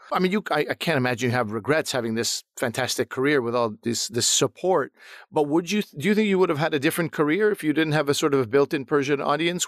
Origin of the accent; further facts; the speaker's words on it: Montreal, Quebec, Canada; I grew up in Montreal